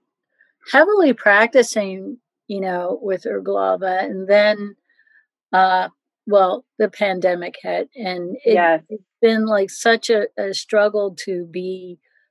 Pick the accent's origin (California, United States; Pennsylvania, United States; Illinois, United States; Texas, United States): Pennsylvania, United States; Philadelphia; also born or lived in New York; I grew up in Philadelphia